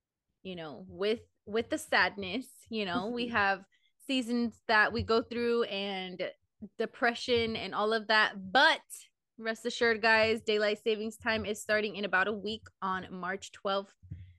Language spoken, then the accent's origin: English; California, United States; So it just it hits home being that we're from the Bay and it's like it's close to home, I guess.